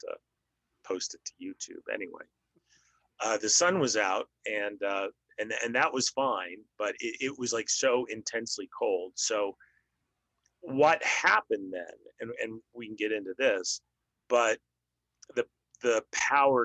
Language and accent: English; Denver, Colorado, United States; moved away as an adult; also born or lived in Midwest / Portland; now in Texas, United States; I grew up in Denver, born in the Midwest and, grew up in Denver.